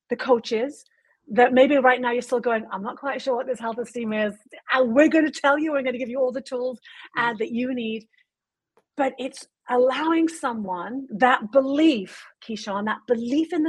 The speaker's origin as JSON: {"language": "English", "country": "United Kingdom", "said": "I'm British"}